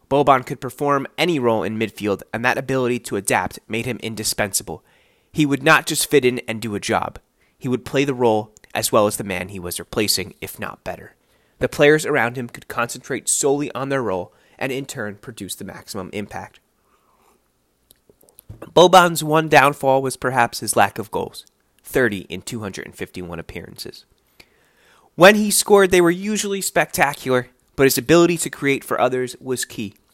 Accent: United States; Obviously, I'm American.

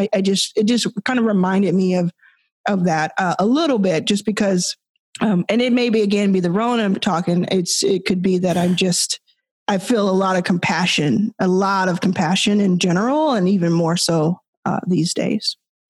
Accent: Texas, United States; also born or lived in Mississippi; now in Los Angeles, United States; I grew up in Texas. I was born in Mississippi.

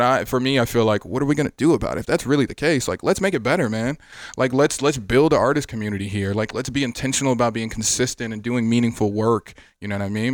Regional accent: Miami, Florida, United States; also born or lived in Atlanta; now in Las Vegas, United States; I'm from Miami. Growing up as a kid, I always liked the Dolphins

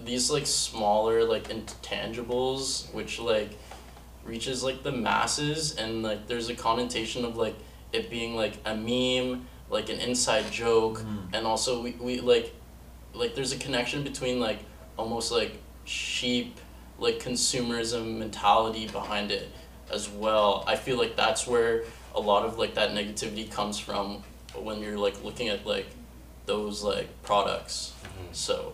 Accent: Hamilton, Ontario, Canada; I pretty much grew up here almost my whole life.

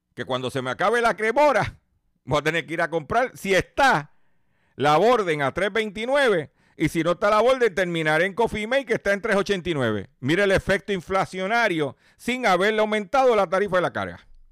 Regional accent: Puerto Rico; nosotros somos parte de los Estados Unidos.

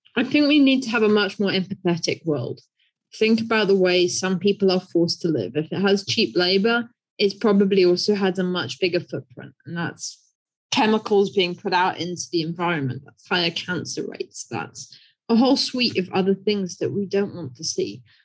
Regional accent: United Kingdom; moved away as an adult; now in China; I'm British, and so I grew up on an island

